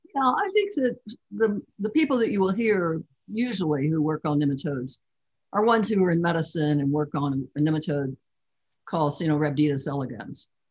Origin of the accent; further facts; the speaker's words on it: Kentucky, United States; I grew up in Kentucky and there are lots of rivers there.